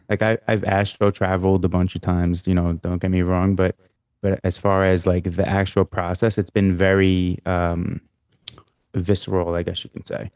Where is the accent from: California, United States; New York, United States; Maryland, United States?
New York, United States; being a male growing up in New York